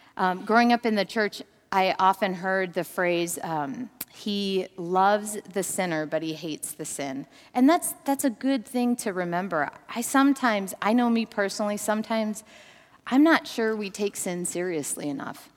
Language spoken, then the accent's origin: English; Minnesota, United States; Growing up in Minnesota, I was an, a, a fisherman's, an avid fisherman's daughter